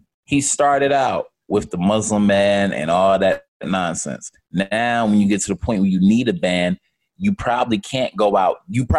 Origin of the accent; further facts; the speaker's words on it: United States; But I am American, so that gives me rights to have these types of opinions.